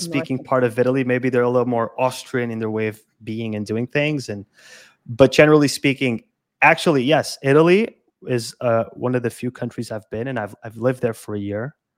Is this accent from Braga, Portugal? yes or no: no; Lisbon, Portugal; also born or lived in Madeira; I'm from Lisbon, but I lived in Madeira for two years